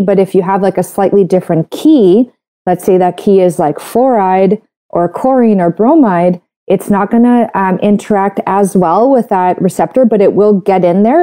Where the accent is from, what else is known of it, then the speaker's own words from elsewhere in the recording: Canada; I'm a Canadian medical doctor